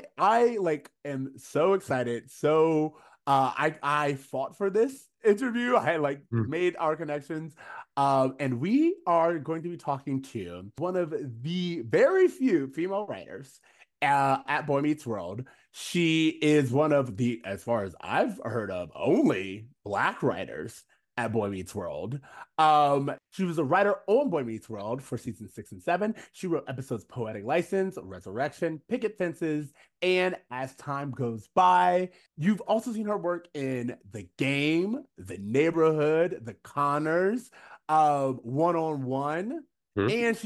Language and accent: English; Florida, United States; now in Los Angeles, United States; we grew up in Florida, so we are not new to country music.